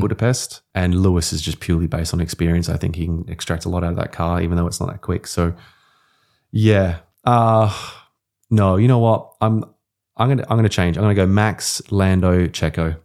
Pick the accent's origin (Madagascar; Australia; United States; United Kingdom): Australia